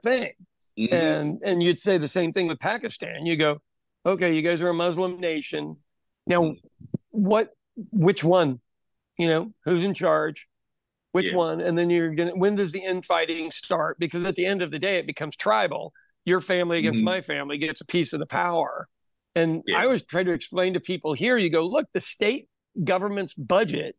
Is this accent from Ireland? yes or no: yes; Ireland; As an Irish person